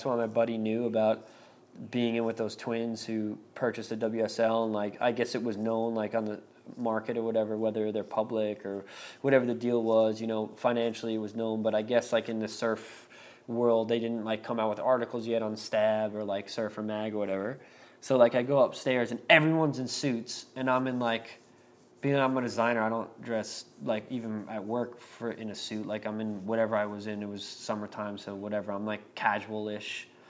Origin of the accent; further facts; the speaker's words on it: California, United States; I'm from Southern California